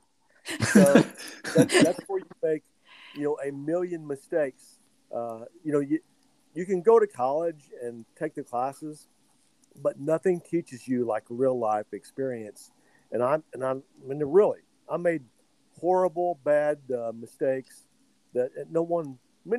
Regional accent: Locust Grove, Oklahoma, United States; growing up in Locust Grove, Oklahoma, not far from where you were from, we're all from Mace County

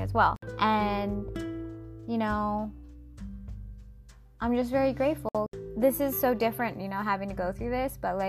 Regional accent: Seattle, Washington, United States; Seattle, which is my hometown

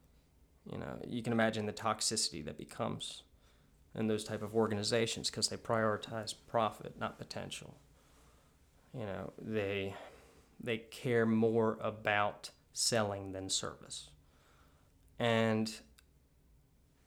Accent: Maryland, United States; now in Savannah, United States; I grew up in Maryland

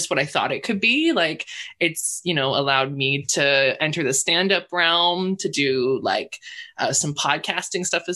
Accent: Squamish, British Columbia, Canada; growing up in Squamish

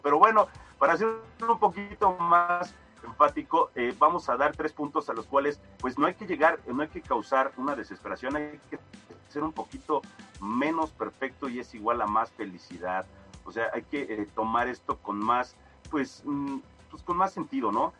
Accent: Mexico; como somos los mexicanos

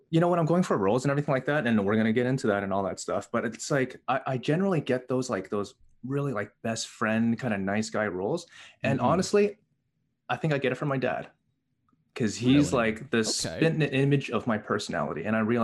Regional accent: Canada; also born or lived in Hong Kong; I was raised in, I was born in Hong Kong. I moved to Canada when I was 3 months old.

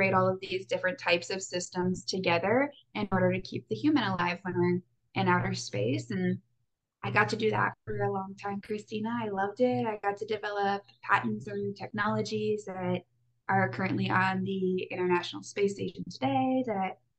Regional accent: Wisconsin, United States; moved away as an adult; also born or lived in Iowa; I grew up in Wisconsin, so out with the cows and the cheese and the cold, long winters.

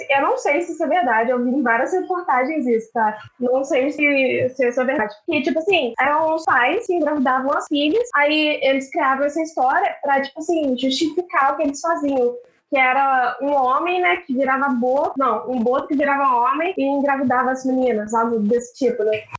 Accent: Southeast Brazil, Brazil; a gente foi criada aqui no Sudeste

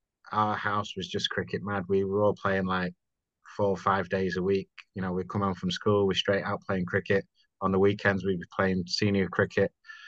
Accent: Salford, North West England, United Kingdom; moved away as an adult; also born or lived in Urmston, Manchester; now in Vietnam; I was born in, not in Manchester actually, in Salford

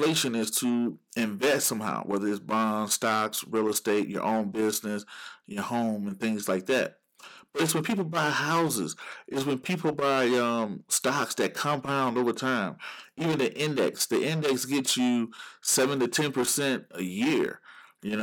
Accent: Georgia, United States; Georgia, my home state

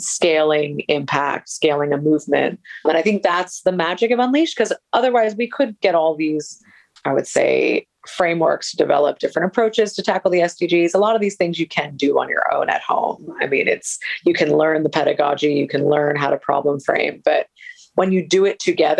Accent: United States; moved away as an adult; also born or lived in Colombia; I come originally from the States.

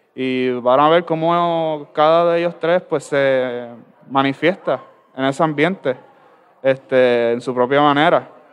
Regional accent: Ciales, Puerto Rico; soy del pueblo de Ciales

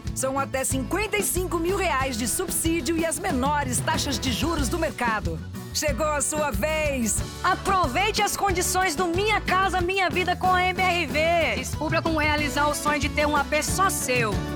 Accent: Minas Gerais, Brazil; Eu, como uma boa mineira

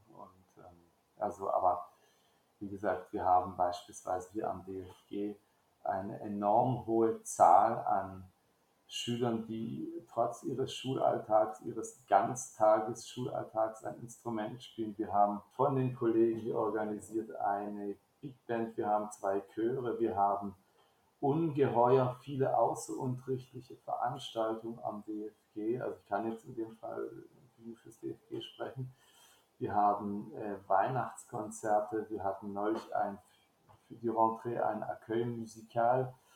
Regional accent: Baden-Württemberg, Germany; moved away as an adult; now in France; ich komme aus Baden-Württemberg

